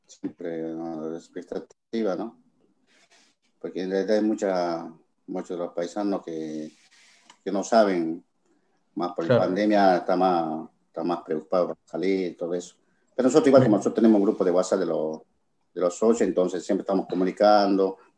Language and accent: Spanish; Bolivia; Pero nosotros como comunidad boliviana estamos trabajando